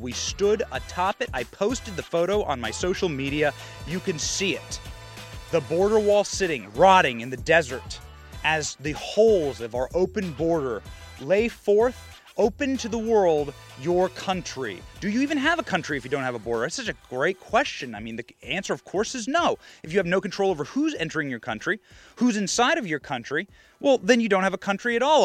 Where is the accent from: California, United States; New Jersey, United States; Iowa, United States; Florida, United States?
Iowa, United States; I was raised in Iowa.